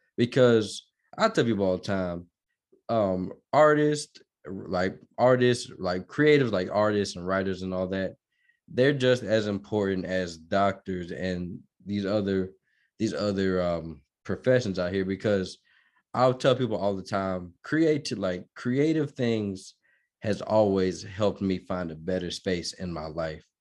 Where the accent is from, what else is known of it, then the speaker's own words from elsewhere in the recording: Georgia, United States; moved away as an adult; also born or lived in Minnesota / Chicago; now in Denton County, United States; I'm from Minnesota, Minnesota, Minnesota, and I was born, and I was, uh, raised in Georgia